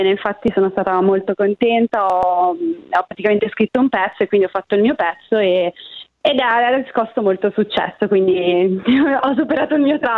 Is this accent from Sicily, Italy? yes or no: no; Limbiate, Lombardy, Italy; ho 30 anni e vengo dalla Brianza